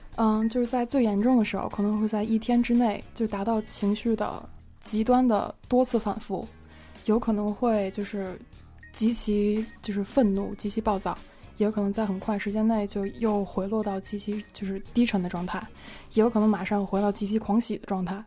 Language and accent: Chinese; Beijing, China; 我是北京人